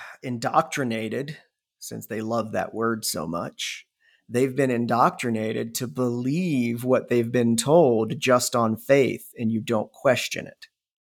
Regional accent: Ohio, United States; I mean, I grew up in Northeast Ohio cornfields and cows, and I believed all the racist bullshit, stereotypical bullshit, because it's what I was raised in.

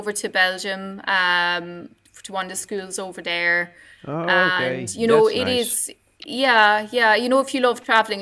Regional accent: Ballincollig, Munster, Ireland; I grew up in Ballincollig, so I grew up down the road from Irish Guide Dogs anyway.

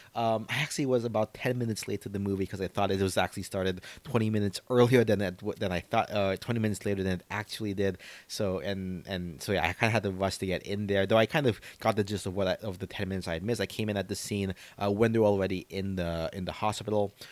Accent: United States; as an American

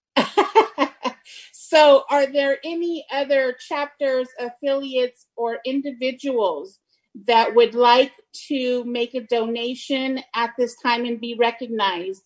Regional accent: Santa Rosa, California, United States; the Santa Rosa chapter, my hometown.

